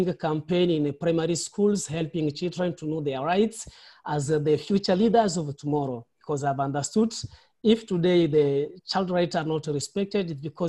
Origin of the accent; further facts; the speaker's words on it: DR Congo; English is a second language; moved away as an adult; also born or lived in Nairobi, Kenya; now in Kakuma, Kenya; a refugee in Kakuma camp, and I'm from Democratic Republic of Congo.